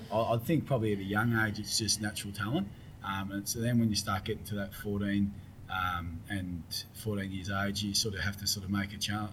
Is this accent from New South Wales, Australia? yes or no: no; Rosebud, Victoria, Australia; Yeah, went to Dromana Primary School and then uh, into Dromana Secondary College